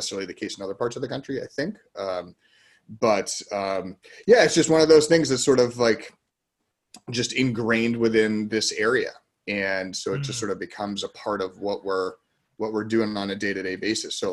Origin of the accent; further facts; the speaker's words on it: Boston, Massachusetts, United States; for all of us being growing up in the Boston area